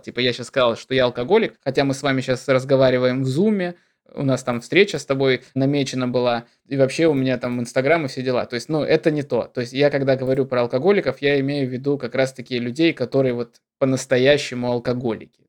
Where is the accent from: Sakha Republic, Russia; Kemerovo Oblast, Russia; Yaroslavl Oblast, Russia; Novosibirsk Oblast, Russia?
Sakha Republic, Russia; Deputatsky; also born or lived in Yakutsk; now in Moscow, Russia; я родился в Депутатске, это такой посёлок на берегу Мариуполя, а в Якутске я прожил просто семь лет